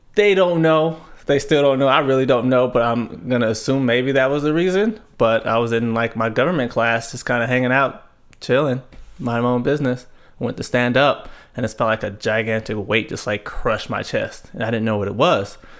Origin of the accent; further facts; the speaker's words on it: Tulare, California, United States; also born or lived in Fresno, California; a little town called Tulare. It's, uh, Central California